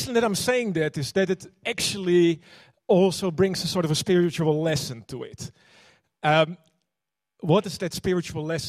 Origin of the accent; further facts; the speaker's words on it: Netherlands; now in New Zealand; I'm, you know, like originally from Holland. You could probably hear that.